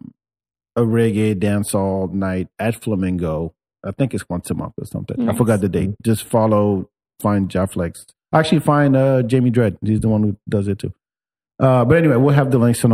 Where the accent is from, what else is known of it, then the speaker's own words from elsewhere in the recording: France; now in Austin, United States; I grew up in France